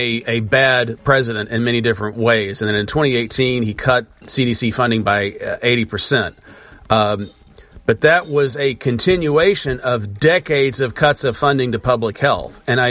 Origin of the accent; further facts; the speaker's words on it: United States; as an American